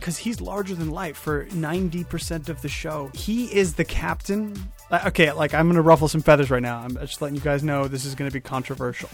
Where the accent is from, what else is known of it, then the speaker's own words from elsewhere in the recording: United States; I'm American